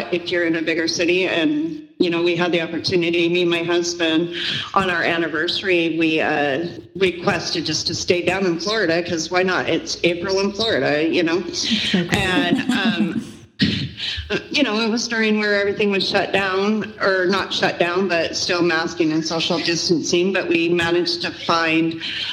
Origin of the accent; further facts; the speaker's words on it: Vancouver, British Columbia, Canada; now in Utah, United States; I grew up in Vancouver, British Columbia, but I'm from Utah